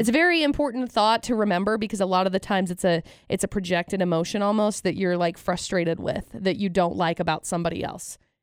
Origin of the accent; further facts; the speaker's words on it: Utah, United States; growing up in Utah